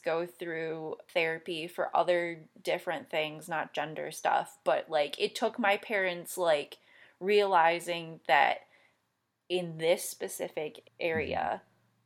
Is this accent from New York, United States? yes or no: no; Michigan, United States; I'm also from Michigan